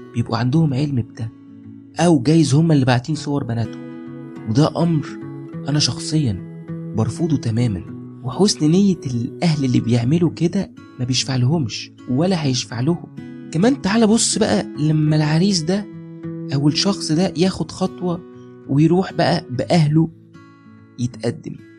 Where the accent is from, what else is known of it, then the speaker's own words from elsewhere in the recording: Egypt; عندنا في مصر